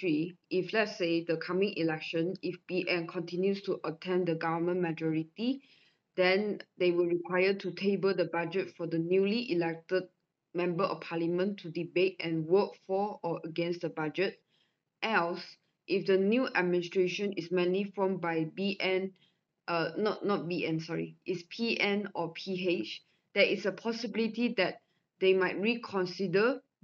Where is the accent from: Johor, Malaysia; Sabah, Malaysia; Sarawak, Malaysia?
Sabah, Malaysia; I'm from Sabah